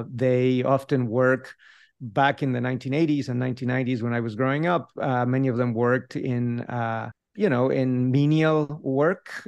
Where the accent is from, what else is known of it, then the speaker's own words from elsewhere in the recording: Mexico City, Mexico; first language Spanish; English is a second language; moved away as an adult; now in Davis, United States; I grew up in a Spanish-speaking household. I remained in Mexico City until, I mean, I did all the way through my B A over there